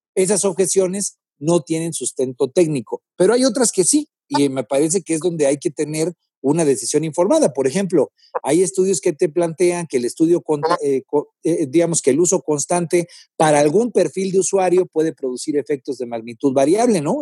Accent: Guerrero, Mexico; Yo soy del estado de Guerrero

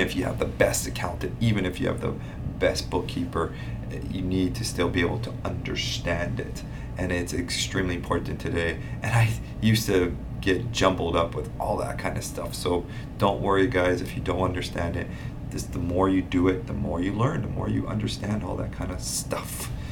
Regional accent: Hawaii, United States; also born or lived in Hilo, Hawaii / Kona, Hawaii / Oahu, Hawaii; born and raised in Hawaii, born on the Big Island, grew up

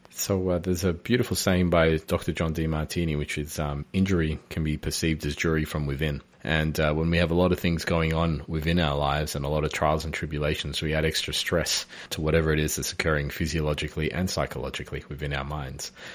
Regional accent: Melbourne, Victoria, Australia; moved away; I'm from Melbourne originally

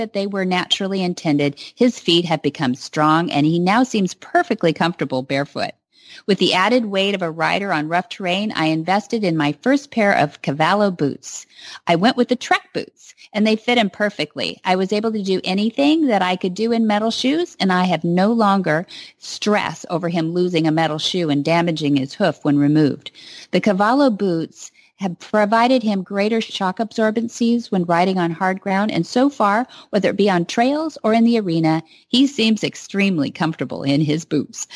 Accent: south of Hollister, California, United States; I grew up south of there

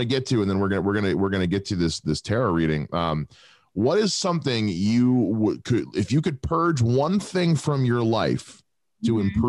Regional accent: Erie, Pennsylvania, United States; born there; I was born in Erie.

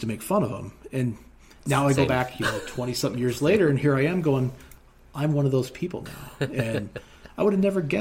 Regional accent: Seattle, Washington, United States; now in Montana, United States; my hometown. Mm. I lived in the foothills of Seattle

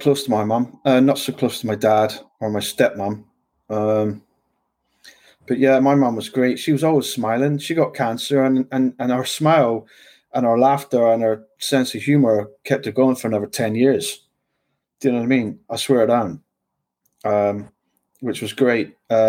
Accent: London, United Kingdom; I've lived and worked all over the UK. I've met a lot of people. I'm kind of multicultured. I grew up in London a little bit, finished school there.

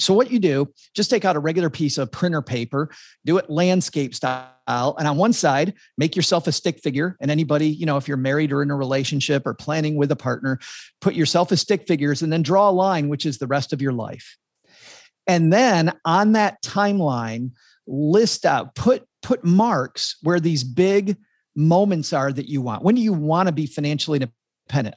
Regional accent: Texarkana, United States; my hometown of Texarkana

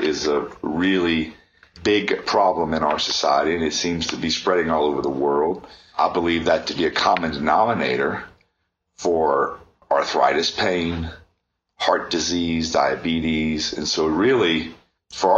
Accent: New Orleans, Louisiana, United States; I am originally from New Orleans, Louisiana, born and raised outside in a smaller town there

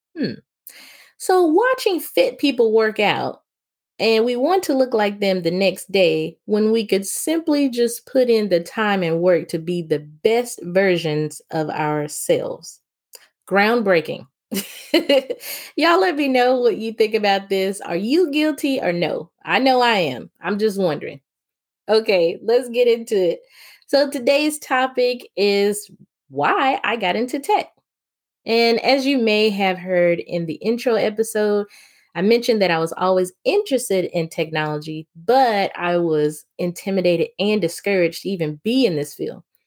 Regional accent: the South, United States; Growing up in the South

